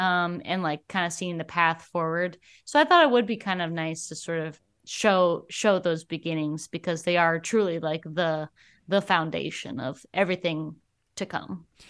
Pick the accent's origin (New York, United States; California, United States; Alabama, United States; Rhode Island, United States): Alabama, United States; now in Twin Cities, United States; I moved from here to Alabama when I was, like, five.